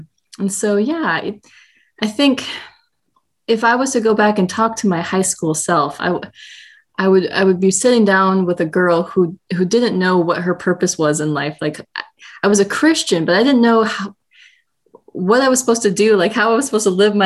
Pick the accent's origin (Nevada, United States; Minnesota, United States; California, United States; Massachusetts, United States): Minnesota, United States; also born or lived in South Carolina; now in Austin, United States; But I was born in South Carolina, grew up in Minnesota, and am now in Austin, Texas